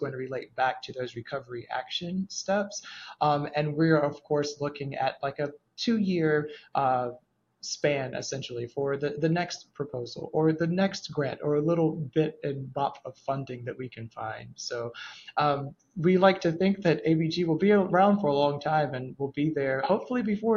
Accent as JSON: {"language": "English", "town": "Waterloo", "region": "South Carolina", "country": "United States", "tie": "born or raised there", "moved": "as an adult", "lives_now": "Atlanta, United States", "said": "I grew up in rural South Carolina in a very small town called Waterloo, South Carolina"}